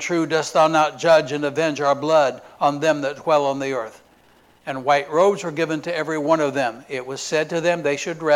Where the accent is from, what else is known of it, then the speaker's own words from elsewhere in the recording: Indiana, United States; now in Florida, United States; We're from Indiana